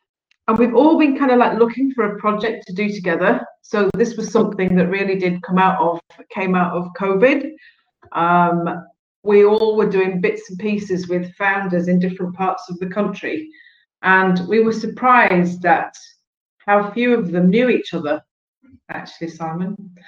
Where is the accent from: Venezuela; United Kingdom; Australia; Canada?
United Kingdom; Northern Ireland; also born or lived in London; now in Donegal, Ireland; I'm from Northern Ireland, I live in Donegal, but I can see Northern Ireland right through the window from my desk